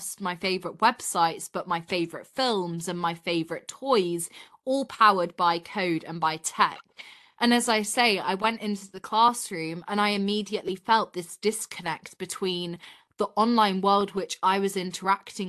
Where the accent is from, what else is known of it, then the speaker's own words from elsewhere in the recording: Yorkshire and the Humber, United Kingdom; I'm based in Yorkshire in England. So up north in the countryside, such a beautiful area to grow up